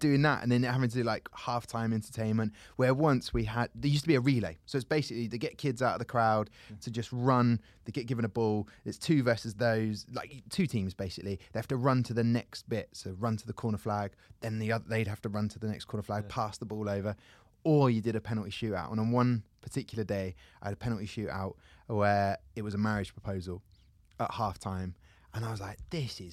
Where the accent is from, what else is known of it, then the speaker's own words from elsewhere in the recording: Southampton, South East England, United Kingdom; I grew up in Southampton, which is Hampshire